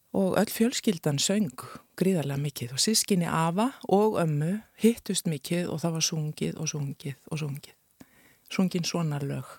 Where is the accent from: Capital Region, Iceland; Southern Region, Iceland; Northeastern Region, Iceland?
Northeastern Region, Iceland; Akureyri; moved away as an adult; also born or lived in Rome, Italy / Florence, Italy; now in Reykjavík, Iceland; sem krakki á Akureyri